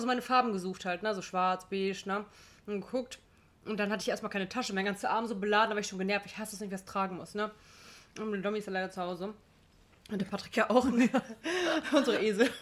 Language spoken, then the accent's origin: German; Gladbeck, North Rhine-Westphalia, Germany; bei uns in Gladbeck